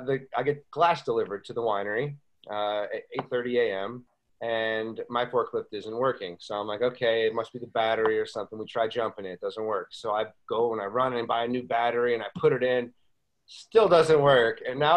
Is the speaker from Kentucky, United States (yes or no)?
no; Buffalo, New York, United States; also born or lived in Las Vegas / Boston / Charleston; now in Walla Walla, United States; I lived in Las Vegas, Boston. You know, I'm being from Buffalo and then came from Charleston.